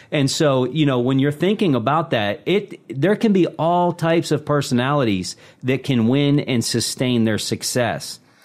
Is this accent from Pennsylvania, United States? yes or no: yes; Pittsburgh, Pennsylvania, United States; born and raised in the Steel City